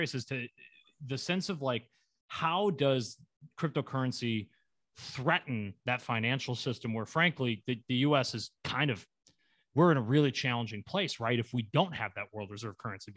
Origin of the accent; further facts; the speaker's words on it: United States; we're both from the United States, citizens of the United States